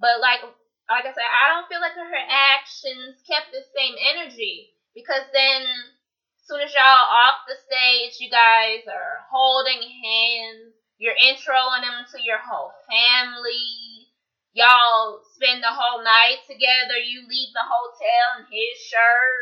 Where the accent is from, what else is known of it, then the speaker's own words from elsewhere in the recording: the South, United States; we grew up in the South as Southern women